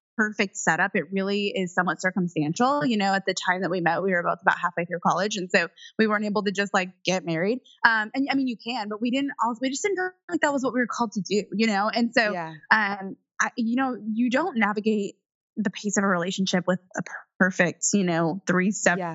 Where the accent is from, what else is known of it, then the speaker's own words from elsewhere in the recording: Indiana, United States; i was raised in Indiana in the cornfield